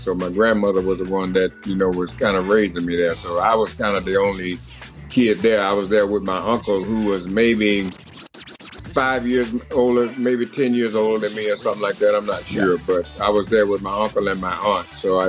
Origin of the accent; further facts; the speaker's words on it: Birmingham, Alabama, United States; I was born in Birmingham, Alabama. I grew up in Birmingham, Alabama. I went to elementary school there in Birmingham. Was called Lincoln Elementary.